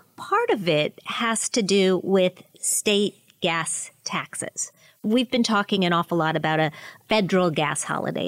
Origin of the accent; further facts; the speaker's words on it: Pennsylvania, United States; my home state of Pennsylvania